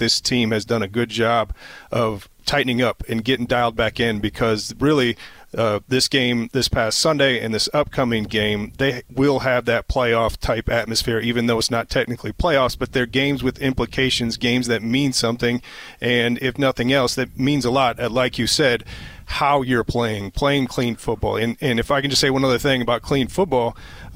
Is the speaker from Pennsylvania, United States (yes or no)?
no; Iowa, United States; growing up in Iowa, I never got to play in my home state